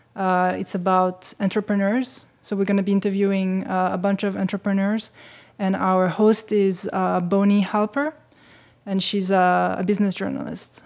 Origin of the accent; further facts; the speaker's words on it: Switzerland; I was growing up in Switzerland, uh, and having a Ja-, Japanese mother